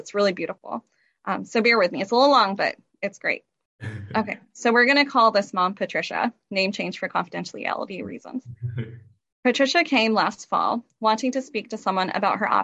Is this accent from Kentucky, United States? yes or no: no; Kendallville, Indiana, United States; I am a Noble County native, born and raised in Kendallville